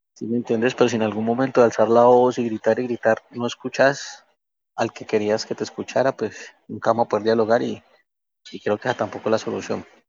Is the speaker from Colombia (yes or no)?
yes; Colombia; somos colombianos todos